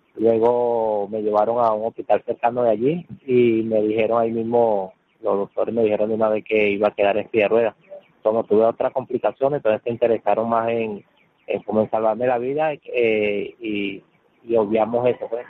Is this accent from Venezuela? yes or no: yes; Venezuela; moved away as an adult; tengo un año que salí de Venezuela por la situación